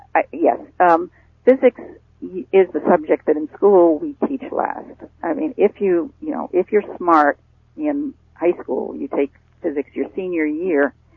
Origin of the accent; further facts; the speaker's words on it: Rutland, Vermont, United States; I I grew up in in New England in in Rutland, Vermont